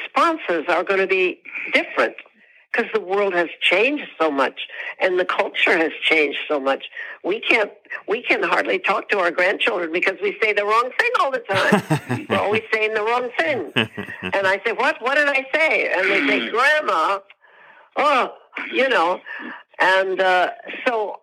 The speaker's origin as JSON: {"language": "English", "region": "Midwest", "country": "United States", "said": "I'm from the Midwest"}